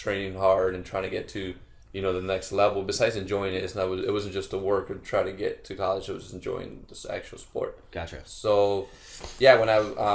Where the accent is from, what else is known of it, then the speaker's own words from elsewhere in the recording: Chicago, Illinois, United States; I grew up in Back of the Yards